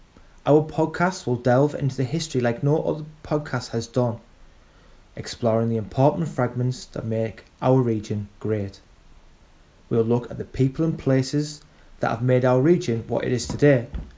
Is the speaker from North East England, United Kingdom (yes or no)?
yes; Middlesbrough, North East England, United Kingdom; my hometown of Middlesbrough on the banks of the River Tees